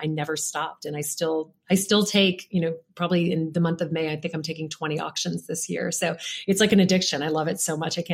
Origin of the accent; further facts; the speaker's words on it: Louisiana, United States; moved away; I grew up in Louisiana, which is not a place where women are really taught to go out and ask for things